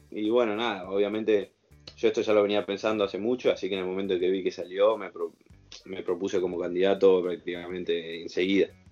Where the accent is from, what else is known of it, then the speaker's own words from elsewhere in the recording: Argentina; moved away; yo siendo argentino